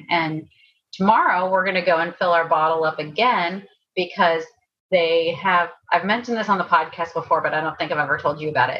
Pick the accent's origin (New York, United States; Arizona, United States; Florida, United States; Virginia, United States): Virginia, United States; Timberville; now in California, United States; we grew up in Timberville, and Showalter's Apple Orchard is like a staple in that town.